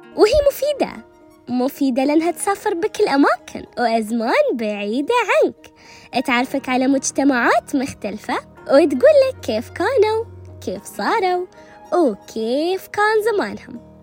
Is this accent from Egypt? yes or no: no; United Arab Emirates; accent: Emirati; رمستنا ولهجتنا الإماراتية